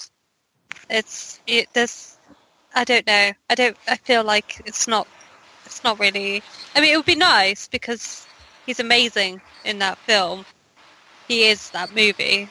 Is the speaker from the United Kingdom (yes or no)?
yes; United Kingdom; We're British